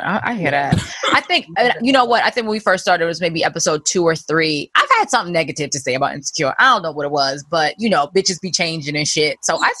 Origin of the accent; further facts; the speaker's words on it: Baltimore, Maryland, United States; accent: Baltimore; my Baltimore accent just be popping out